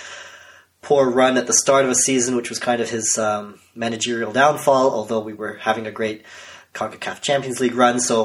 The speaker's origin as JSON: {"language": "English", "town": "Toronto", "region": "Ontario", "country": "Canada", "tie": "born or raised there", "said": "I am Canadian, born and raised in and around Toronto"}